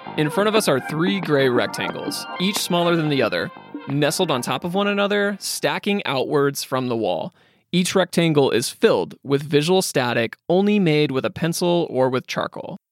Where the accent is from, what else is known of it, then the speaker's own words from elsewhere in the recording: Midwest, United States; I grew up in the Midwest